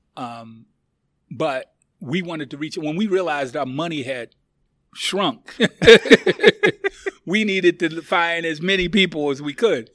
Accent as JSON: {"language": "English", "country": "United States", "said": "I'm from the United States of America"}